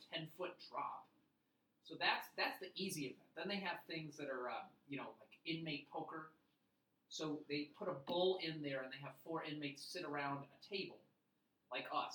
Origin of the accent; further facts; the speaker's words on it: England, United Kingdom; I'm also from England